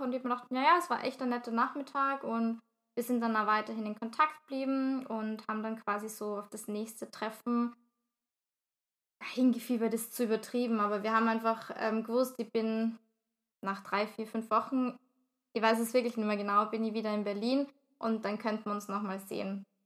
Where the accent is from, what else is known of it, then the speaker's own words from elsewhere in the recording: Vienna, Austria; ich jetzt als Wienerin